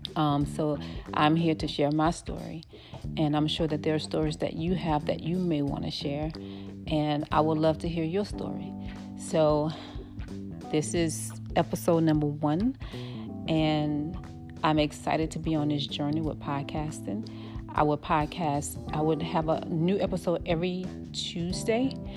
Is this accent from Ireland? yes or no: no; New Orleans, Louisiana, United States; moved away as an adult; now in Dallas, United States; I'm from New Orleans, Louisiana, born and raised my husband and I moved out here